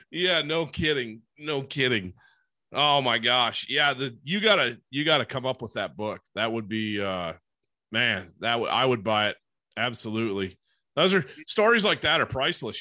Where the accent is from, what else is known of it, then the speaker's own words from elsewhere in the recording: Great Lakes area in Michigan, United States; I grew up in the Great Lakes area in in Michigan